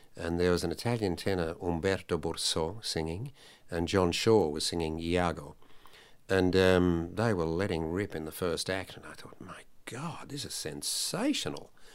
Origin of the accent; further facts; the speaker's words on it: Sydney, New South Wales, Australia; also born or lived in Italy; I sang at a Sunday school anniversary for the, uh, Salvation Army in, uh, North Sydney.